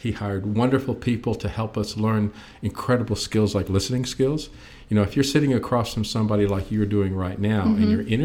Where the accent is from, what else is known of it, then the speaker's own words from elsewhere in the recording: San Antonio, Texas, United States; now in Austin, United States; I was born and raised in San Antonio